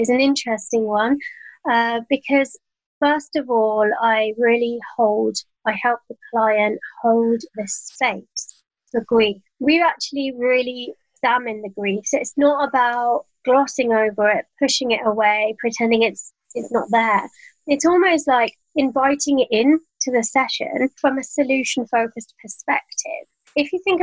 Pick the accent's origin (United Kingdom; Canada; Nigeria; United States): United Kingdom; London; moved away as an adult; now in Cotswolds, United Kingdom; I'm a Londoner and I now live in the Cotswolds.